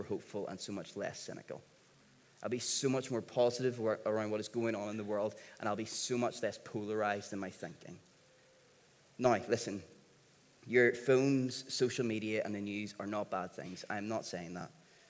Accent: Northern Ireland, United Kingdom; being from here, being Northern Irish

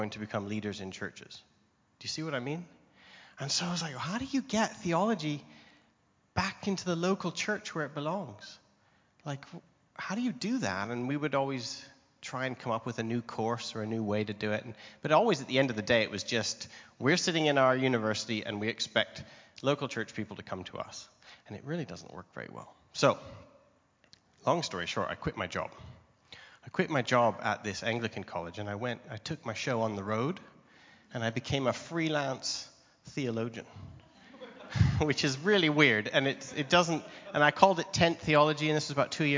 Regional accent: Canada; moved away as an adult; now in England, United Kingdom; I'm Canadian. I was visiting my home country

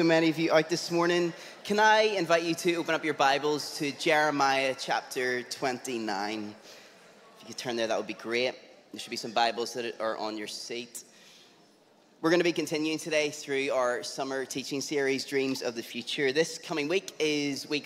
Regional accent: Lisburn, Northern Ireland, United Kingdom; also born or lived in South Belfast / East Belfast; I grew up in and around Lisburn

